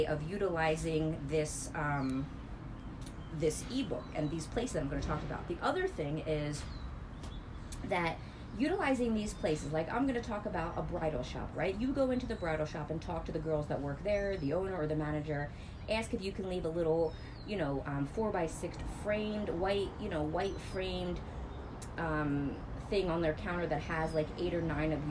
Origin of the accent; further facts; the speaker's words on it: New Jersey, United States; I'm from Jersey